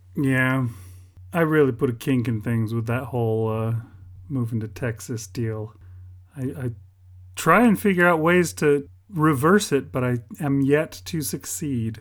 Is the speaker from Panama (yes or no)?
no; United Kingdom; I'm British